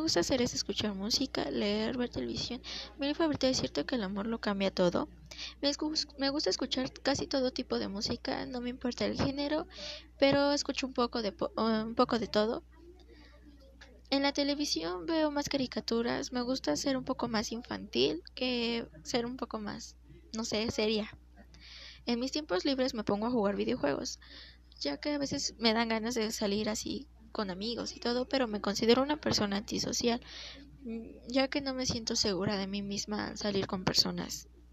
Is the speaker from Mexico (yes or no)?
yes; Mexico City, Mexico; Nací en la Ciudad de México en el año 2003